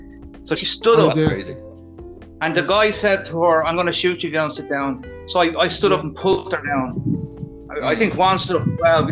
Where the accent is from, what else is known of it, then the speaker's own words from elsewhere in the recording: Ireland; moved away; as an Irish guy going over there